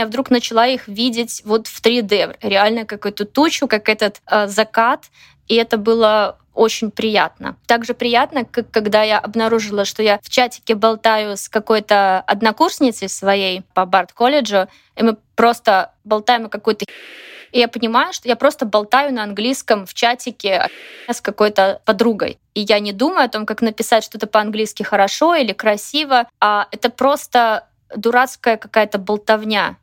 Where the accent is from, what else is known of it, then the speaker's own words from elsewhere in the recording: Belarus; moved away as an adult; also born or lived in Minsk; я не жила в России никогда, жила в Беларуси